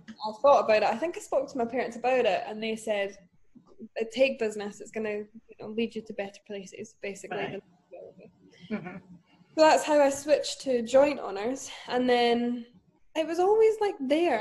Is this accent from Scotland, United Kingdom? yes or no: yes; Dunfermline, Scotland, United Kingdom; now in Glasgow, United Kingdom; I am from Scotland. I'm from Dunfermline originally, but I currently live in Glasgow